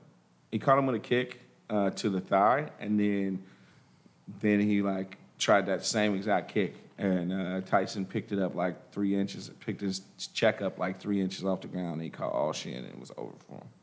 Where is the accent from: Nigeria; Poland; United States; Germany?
Nigeria; the thing about it is my boy is Nigerian. I'm Nigerian.